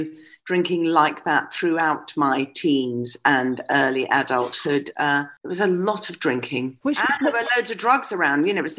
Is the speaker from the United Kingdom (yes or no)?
yes; Scotland, United Kingdom; also born or lived in United States; There isn't, I am exclusively Scottish. There isn't a single bit of either English or anything else in me.